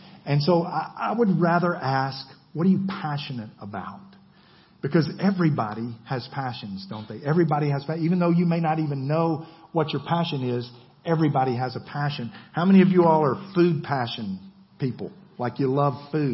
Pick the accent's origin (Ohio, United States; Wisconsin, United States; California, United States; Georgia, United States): Georgia, United States; I'm from Georgia.